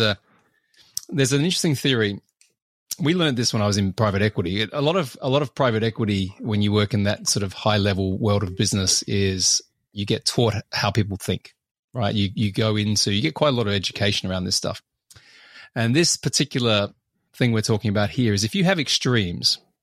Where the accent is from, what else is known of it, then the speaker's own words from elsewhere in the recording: Australia; I'm Australian